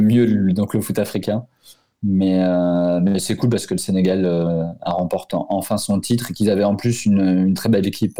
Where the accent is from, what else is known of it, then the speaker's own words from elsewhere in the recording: Portugal; en tant que Portugais